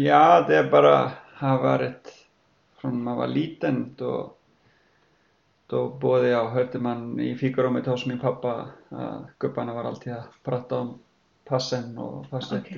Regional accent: Iceland; moved away as an adult; now in Sweden; jag kommer från Island och uppflyttade hit med min fru

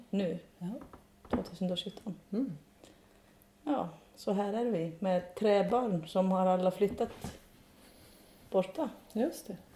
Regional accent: Iceland; moved away as an adult; now in Sweden; Lite grann som alla islänningar som bor på gård.

